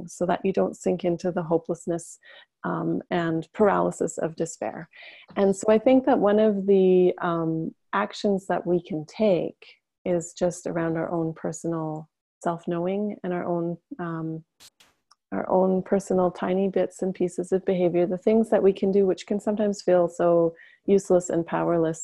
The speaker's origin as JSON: {"language": "English", "town": "Whitehorse", "region": "Yukon", "country": "Canada", "tie": "born or raised there", "moved": "yes", "said": "I am deeply attached to the land that I grew up on in the Yukon Territory, which is in the far north of Canada. I'm not currently living there"}